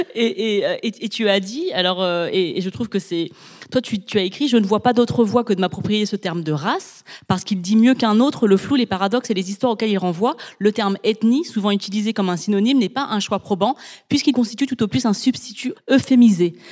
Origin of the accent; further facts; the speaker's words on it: France; j'ai grandi donc en France avec énormément de blagues belges